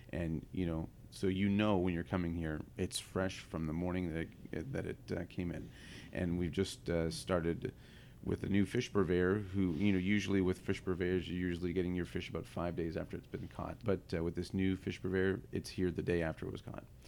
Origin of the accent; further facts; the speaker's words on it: Ottawa, Ontario, Canada; also born or lived in Ohio, United States; now in San Francisco, United States; I was uh, born in Ohio and raised in eastern Canada